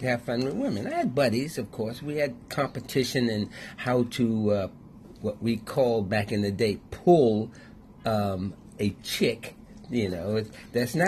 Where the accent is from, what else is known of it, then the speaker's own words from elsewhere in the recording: Washington, District of Columbia, United States; I grew up in Washington, D.C.